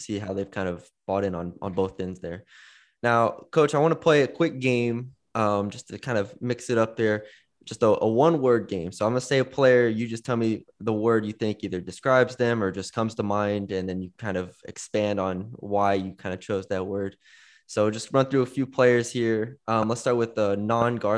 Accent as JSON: {"language": "English", "town": "San Antonio", "region": "Texas", "country": "United States", "moved": "as an adult", "lives_now": "Louisiana, United States", "said": "I'm from San Antonio"}